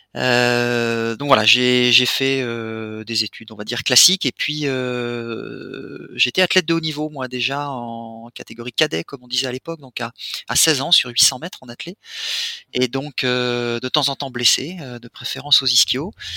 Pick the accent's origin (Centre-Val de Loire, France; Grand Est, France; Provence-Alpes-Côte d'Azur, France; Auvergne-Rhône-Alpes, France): Grand Est, France; Reims; now in Switzerland; Je suis champenois moi, je, viens de Reims.